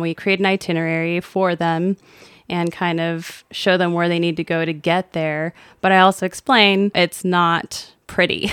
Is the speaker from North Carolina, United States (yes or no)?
no; just south of Tampa, Florida, United States; born or raised there; also born or lived in Brownsville, Texas